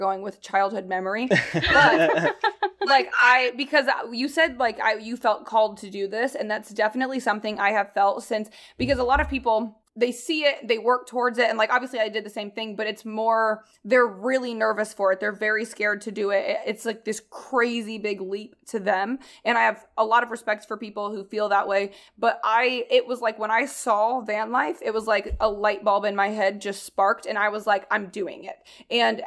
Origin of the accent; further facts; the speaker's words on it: Indiana, United States; moved away as an adult; all my friends in high school went to Indiana colleges